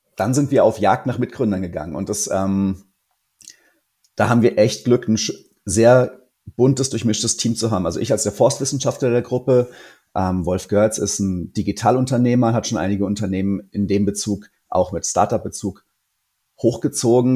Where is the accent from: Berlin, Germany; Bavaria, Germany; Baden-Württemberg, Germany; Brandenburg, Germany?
Bavaria, Germany; Lower Franconia; ich komme aus Unterfranken